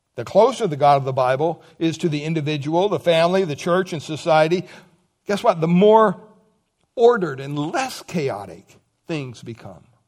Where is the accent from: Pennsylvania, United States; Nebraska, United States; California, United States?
Pennsylvania, United States; Montoursville; growing up in Pennsylvania, Montorsville, Pennsylvania, when I went to school, from kindergarten up to twelfth grade